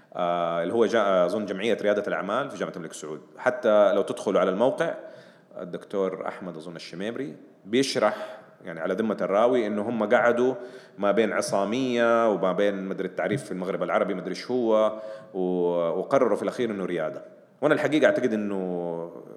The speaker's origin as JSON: {"language": "Arabic", "country": "Saudi Arabia", "said": "عندنا في السعوديه"}